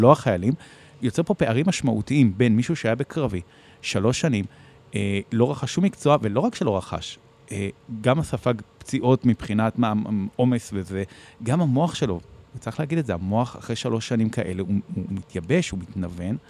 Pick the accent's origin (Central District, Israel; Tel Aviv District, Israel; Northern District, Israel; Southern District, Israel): Tel Aviv District, Israel; Bat Yam; נולדתי וגדלתי בבת ים